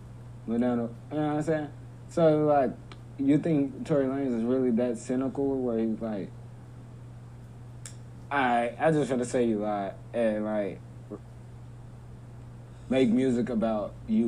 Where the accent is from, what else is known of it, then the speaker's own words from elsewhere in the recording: Texas, United States; I'm from Texas.